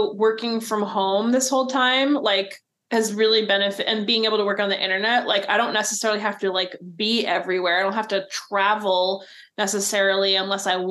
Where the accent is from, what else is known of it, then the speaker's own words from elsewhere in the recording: New Jersey, United States; moved away as an adult; now in Oregon, United States; I'm from New Jersey, and my wife and I moved here in 2013